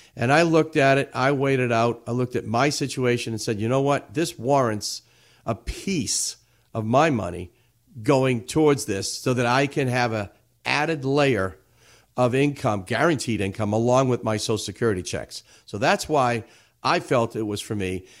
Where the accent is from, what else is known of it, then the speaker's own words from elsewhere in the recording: Everett, Massachusetts, United States; I grew up in the city of Everett